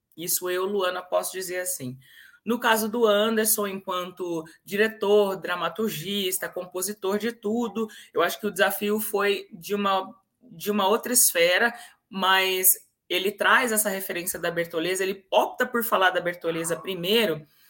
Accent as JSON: {"language": "Portuguese", "town": "Campinas", "region": "São Paulo", "country": "Brazil", "tie": "born or raised there", "said": "Eu sou natural da cidade de Carlos Gomes, de Campinas, interior de São Paulo."}